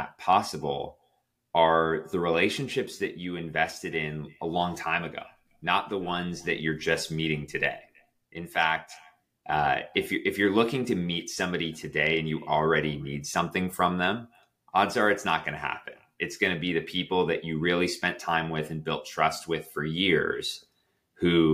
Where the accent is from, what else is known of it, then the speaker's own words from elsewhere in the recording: Toronto, Ontario, Canada; Toronto was my hometown